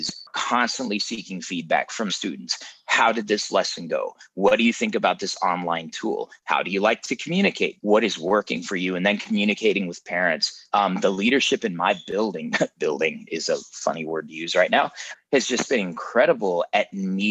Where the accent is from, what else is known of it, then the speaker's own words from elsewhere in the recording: Denver, Colorado, United States; I grew up in Denver, Colorado.